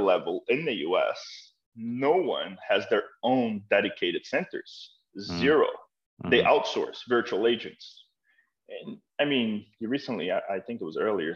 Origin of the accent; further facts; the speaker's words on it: Boston, Massachusetts, United States; also born or lived in near Brasilia, Brazil; We moved to East Boston back then.